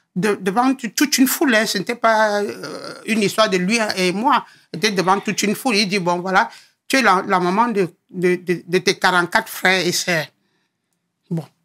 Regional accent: Yaoundé, Centre, Cameroon; moved away as an adult; also born or lived in Douala; now in France; Né à Douala, grandi à Yaoundé

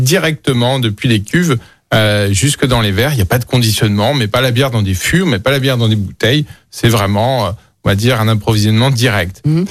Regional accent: Lyon, Auvergne-Rhône-Alpes, France; also born or lived in Vénissieux; je suis, un pur lyonnais. je, suis né à Vénitieux, j'ai grandi à Lyon.

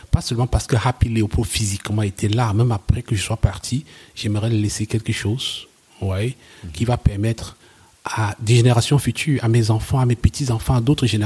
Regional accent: West Cameroon, Cameroon; moved away as an adult; also born or lived in Germany; je viens, de l'ouest, de l'ouest du Cameroun

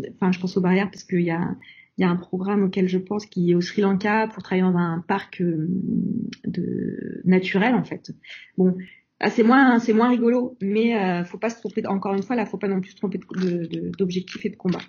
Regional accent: France; nous, en tant que Français

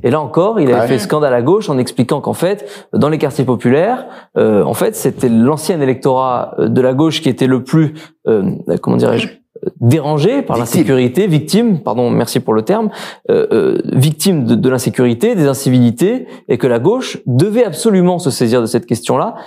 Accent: Marseille, Provence-Alpes-Côte d'Azur, France; en tant que Marseillais

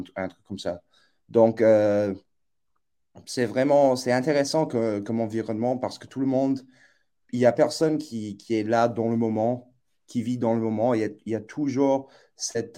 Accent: New York, United States; moved away as an adult; also born or lived in boarding school near the Canadian border; now in Oxford, United Kingdom; je suis originaire des États-Unis, donc j'ai grandi à, New York

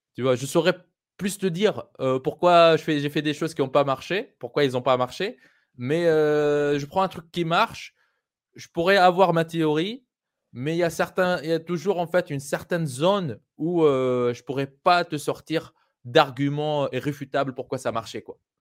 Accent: Tunisia; moved away; also born or lived in France / Europe; le quartier où j'ai grandi en Tunisie

